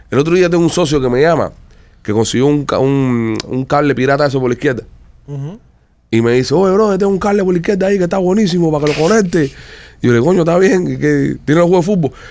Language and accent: Spanish; Cuba; moved away; Cuando me fui de Cuba, en el año 2000, eh, la pizza valía 5 pesos.